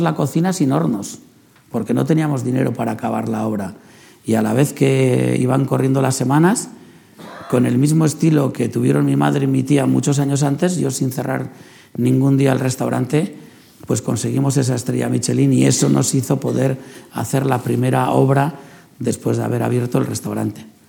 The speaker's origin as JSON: {"language": "Spanish", "town": "San Sebastián", "region": "Basque Country", "country": "Spain", "tie": "born or raised there", "said": "es donde he nacido, donde he crecido"}